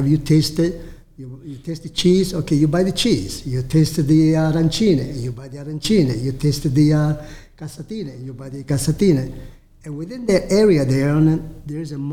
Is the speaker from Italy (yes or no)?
yes; Alessandria della Rocca, Sicily, Italy; now in Tampa, United States; Alessandria della Rocca, which is my hometown where I was born